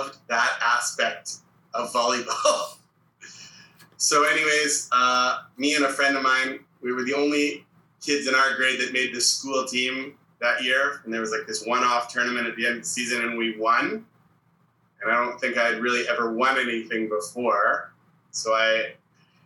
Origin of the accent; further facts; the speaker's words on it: Toronto, Ontario, Canada; Growing up, I grew up in Toronto.